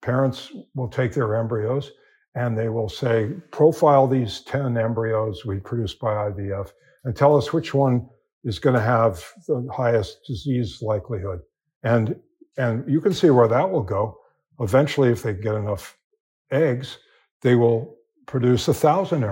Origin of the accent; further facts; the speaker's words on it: California, United States; I'm from California